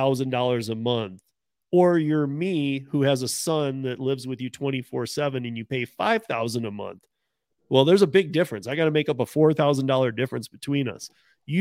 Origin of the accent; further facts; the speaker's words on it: Michigan, United States; moved away; I'm from Michigan. You and I grew up in Michigan